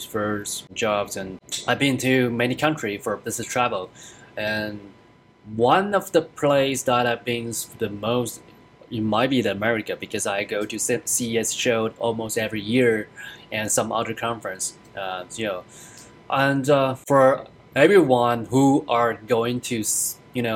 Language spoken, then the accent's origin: English; Taiwan; moved away as an adult; now in United States; I'm originally from Taiwan, and I come in here for studies and for work